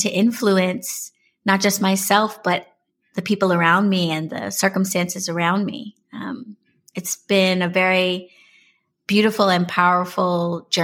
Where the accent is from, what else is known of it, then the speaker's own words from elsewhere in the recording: New York City, New York, United States; I was born and raised in New York City. I am a native New Yorker all day.